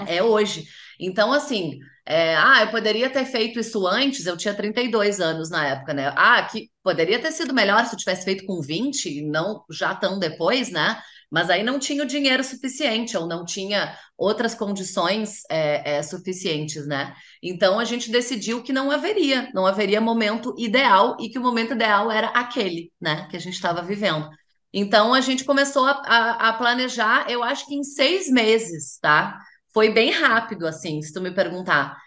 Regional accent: Porto Alegre, Rio Grande do Sul, Brazil; eu sou natural de Porto Alegre

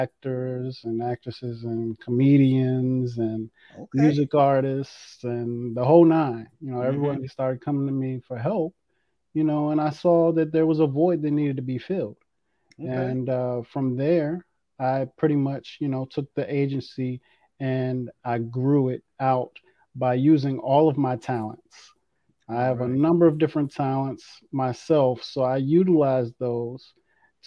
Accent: Washington, District of Columbia, United States; I'm from the Washington, D.C. metropolitan area, United States

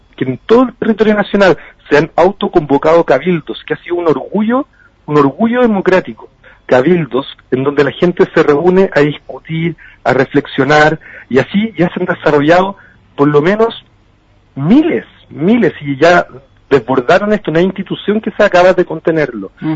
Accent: Chile; nosotros como chilenos

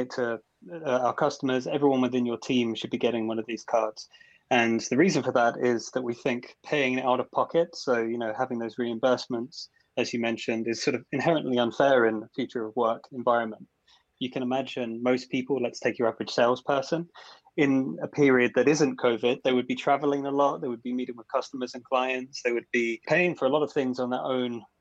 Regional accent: Essex, East of England, United Kingdom; moved away as an adult; now in Copenhagen, Denmark; I'm from Essex, born and raised originally

